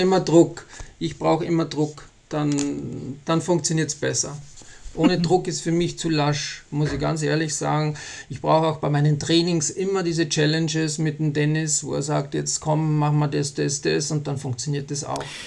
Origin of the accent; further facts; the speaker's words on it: Austria; now in Bavaria, Germany; ich bin ja Österreicher auch und wohne ja in Bayern